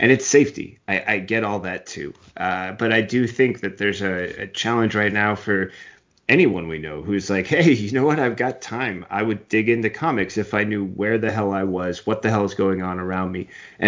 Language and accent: English; West Coast, United States; also born or lived in Long Island, New York; I was technically born in New York. I was born on Long Island, but I had to move away when my dad got laid off, and they hired him out here in the West Coast, and that was it.